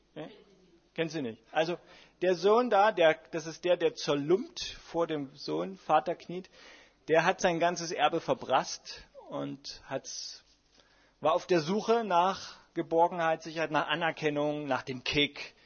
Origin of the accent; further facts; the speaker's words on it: Dresden, Saxony, Germany; ich bin ja in Dresden groß geworden